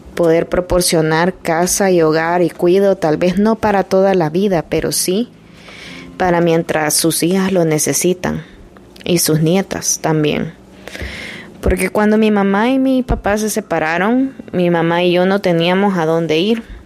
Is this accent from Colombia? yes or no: no; El Salvador; moved away; yo soy de Salvador